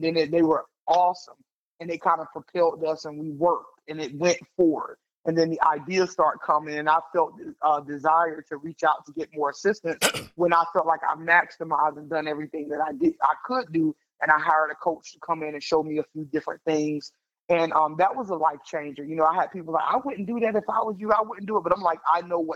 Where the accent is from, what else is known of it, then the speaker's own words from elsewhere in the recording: the South, United States; I'm a Southerner girl, so going to Connecticut was the highest up I had ever been